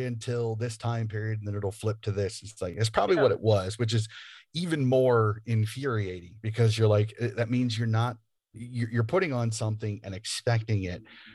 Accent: United States; I'm an American

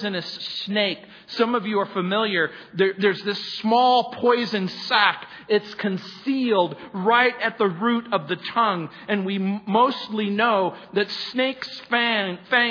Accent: United States; When I was growing up in the Mojave Desert

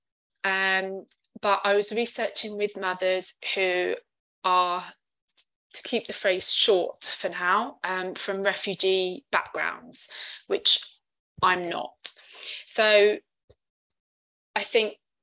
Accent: London, United Kingdom; first language English; moved away as an adult; now in Cardiff, United Kingdom; I'm a British citizen from London, but living in Cardiff

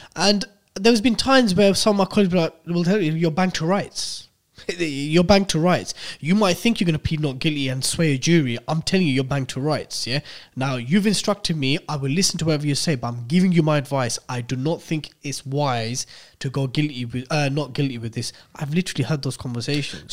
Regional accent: United Kingdom; we're literally Brits who were born here

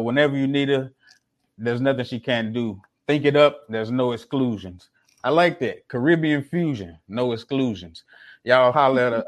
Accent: Mississippi, United States; now in Houston, United States; I'm originally from Mississippi and currently in Houston right now

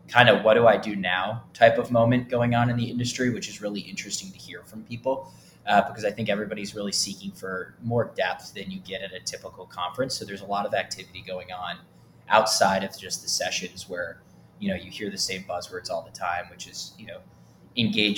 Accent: Michigan, United States; moved away as an adult; also born or lived in Indiana / Atlanta; I grew up in Michigan, probably the best state in the country

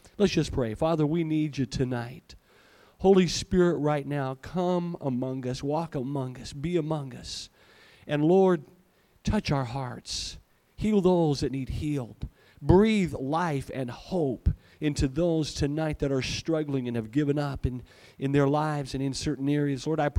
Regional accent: Malawi; born there; I was in Malawi once. That's where I was born. I was born in Africa.

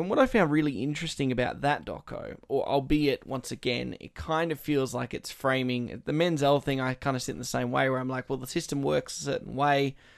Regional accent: Australia; being Australian and getting that patriotism aspect

